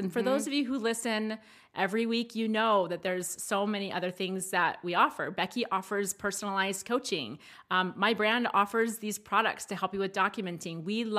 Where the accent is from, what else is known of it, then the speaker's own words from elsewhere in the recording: Maryland, United States; Yeah, that wasn't a thing where I grew up in Maryland either.